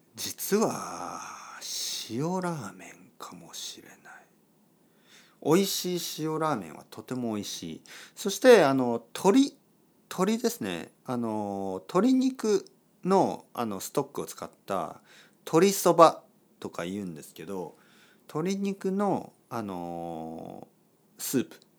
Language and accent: Japanese; Kyushu, Japan; 僕の出 身九州